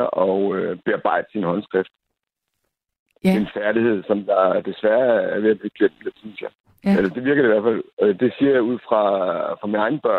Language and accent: Danish; Central Funen, Southern Denmark, Denmark; Jeg kan huske, at jeg voksede op på Midtfyn.